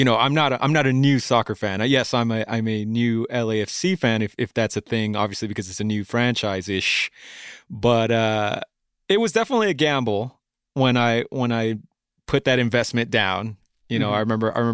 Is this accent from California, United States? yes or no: yes; Bellflower, California, United States; Oh man, I'm a native Angelino, dude. I've been born and raised, dude. I was born in Bellflower and not too far from where we are right now at the moment